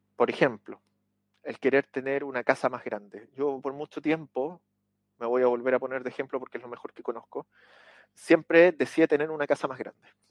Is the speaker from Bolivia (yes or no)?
no; Chile; aquí en mi país, en Chile